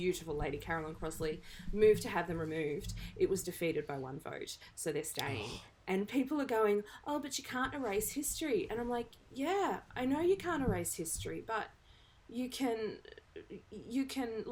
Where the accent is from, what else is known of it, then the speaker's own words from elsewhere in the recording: Australia; In Australia, we call it data.